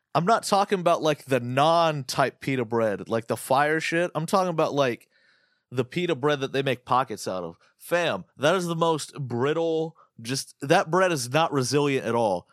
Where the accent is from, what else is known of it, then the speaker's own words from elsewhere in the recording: United States; I'm fucking American, dude. We're, we don't eat crumpets.